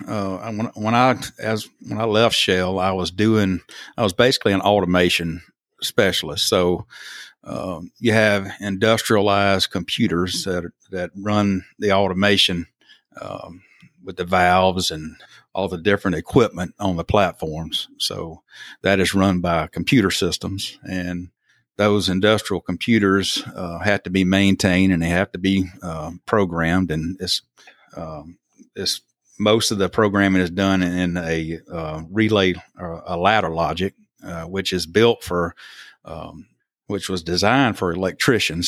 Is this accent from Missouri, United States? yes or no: no; Thomasville, Alabama, United States; also born or lived in Selma, Alabama; born in Selma, raised in Thomasville, which is about, you know, y'all, I always have to tell people that, uh, Thomasville is like two hours straight north of Mobile